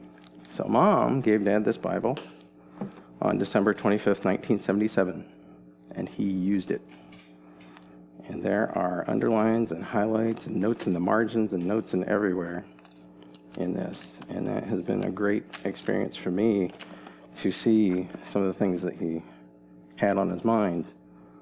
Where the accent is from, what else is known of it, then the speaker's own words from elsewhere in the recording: Goshen, Indiana, United States; moved away as an adult; also born or lived in Boston; now in Chattanooga, United States; I was born in Goshen, Indiana, where my parents settled after going to college